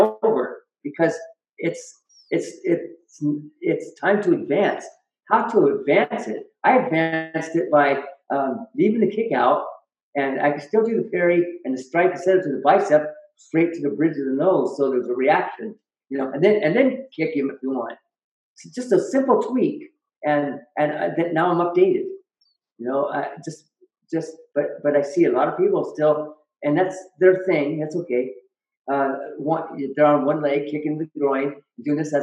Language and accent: English; Auburn, Washington, United States; also born or lived in Yakima, Washington; I grew up in Auburn, And Auburn, Washington, we were kind of rowdy